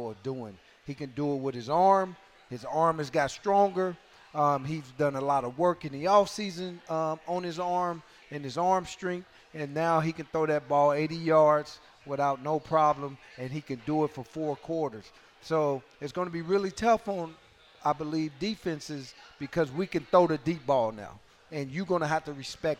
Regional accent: Nebraska, United States; I'm from Nebraska

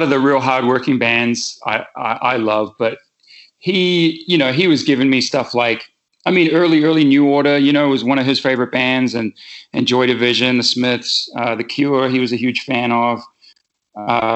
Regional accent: New Zealand; moved away as an adult; also born or lived in England / West Coast, United States; now in United States; I was born in England. And I moved, my family moved from England to New Zealand in 86. So I just had my 40th birthday

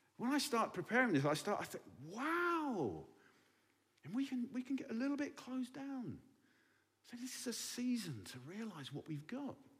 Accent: England, United Kingdom; now in Berlin, Germany

